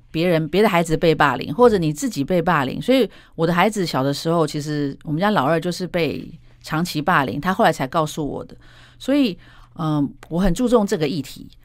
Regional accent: Taiwan; moved away as an adult; also born or lived in United States; 我回台湾以后

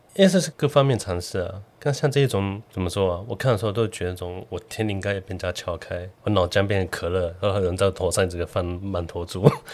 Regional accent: southern Taiwan, Taiwan; 小时候在南部， 在台中， 台南

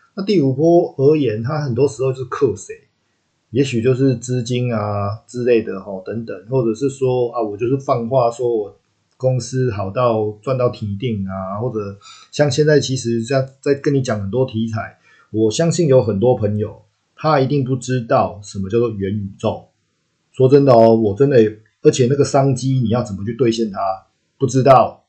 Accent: Taiwan; accent: Taiwanese-flavoured (蛮台的); 我，我讲台语的时间还蛮多的

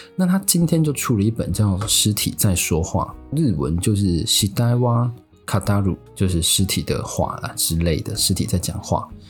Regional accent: Taiwan; 我们台湾人

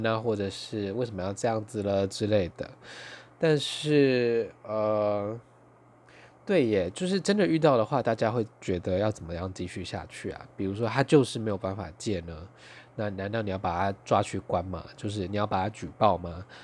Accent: Taitung County, Taiwan; now in Taipei, Taiwan; 我是台东出生，两个人都是乡下人，然后他后来到了东京，我到了台北

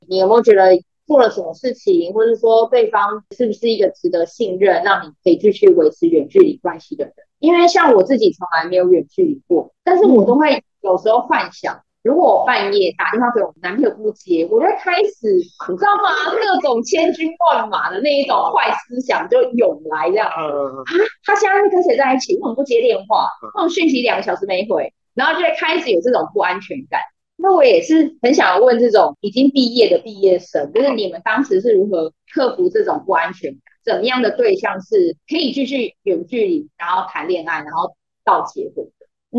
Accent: Hong Kong; moved away; 我自己出生在香港，我小时候也住在香港

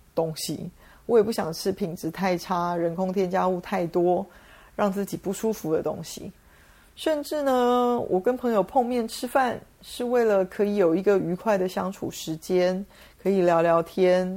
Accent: Taiwan; 我们台湾人习惯说

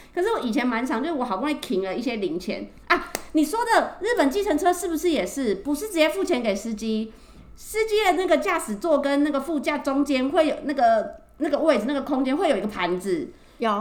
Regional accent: Taiwan; 我们台湾人去日本

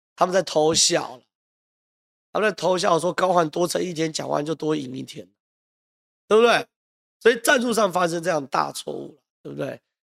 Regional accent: Zhonghe, New Taipei, Taiwan; 综合是我家乡

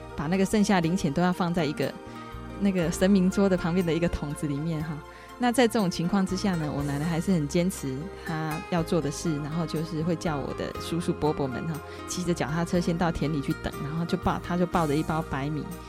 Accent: Taiwan; 我的家庭也是一个，哦，我们台湾人就是一个传统的，哦，祭祖的这样的一个宗教信仰，民间信仰

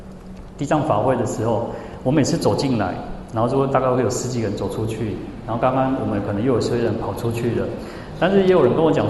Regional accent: Changhua County, Taiwan; 我我是彰化人嘛，然后我就跟他讲说，你要找家，你要找家，就是你要找谁了哈？彰化就是这个口音哦。

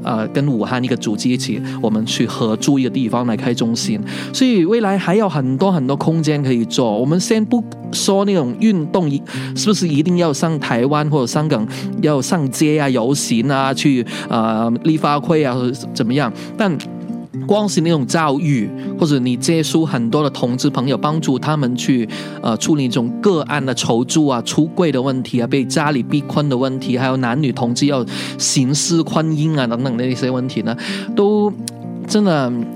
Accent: Hong Kong; 我是来自香港，嗯，我曾经创办了两个组织，一个香港彩虹，一个叫彩虹中国

